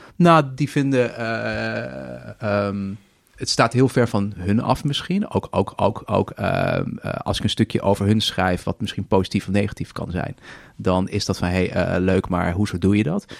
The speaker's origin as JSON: {"language": "Dutch", "country": "Netherlands"}